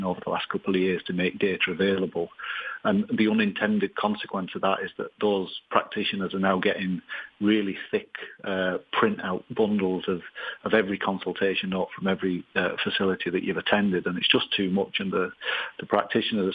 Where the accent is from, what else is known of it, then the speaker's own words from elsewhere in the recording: Leeds, Yorkshire and the Humber, United Kingdom; moved away as an adult; now in Ireland; I'm originally from Leeds, but I moved to Ireland in 1997